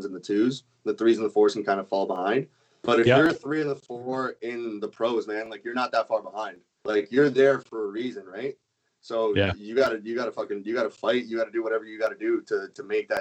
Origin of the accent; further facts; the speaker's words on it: Canada; as a Canadian